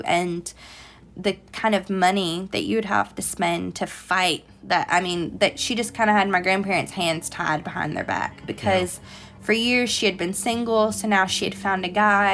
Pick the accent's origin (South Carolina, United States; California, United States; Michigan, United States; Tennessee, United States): Tennessee, United States; also born or lived in Illinois; I grew up in Tennessee